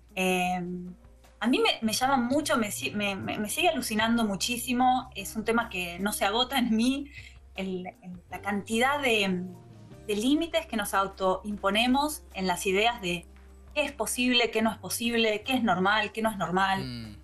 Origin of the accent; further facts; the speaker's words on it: Argentina; now in Berlin, Germany; soy la primera argentina que se lo gana